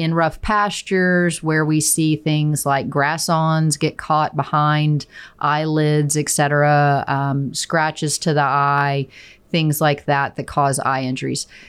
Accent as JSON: {"language": "English", "town": "Chickasha", "region": "Oklahoma", "country": "United States", "tie": "born or raised there", "lives_now": "Stillwater, United States", "said": "I am originally from Chickasha, Oklahoma"}